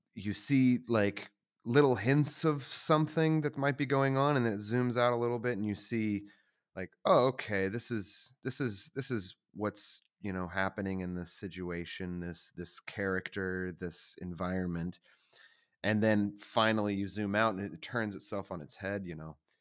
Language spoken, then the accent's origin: English; the South, United States; I grew up in the South. It was very, it was a very religious place